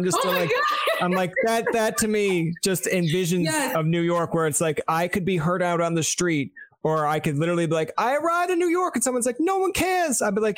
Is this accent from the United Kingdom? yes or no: no; Canada; I'm from Canada.